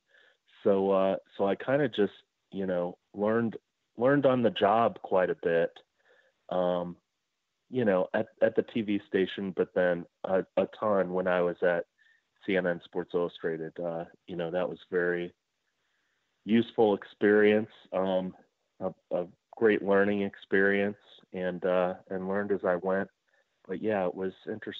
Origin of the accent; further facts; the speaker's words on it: Cincinnati, Ohio, United States; moved away as an adult; also born or lived in Atlanta; I was from Cincinnati, and my wife and I wanted to move home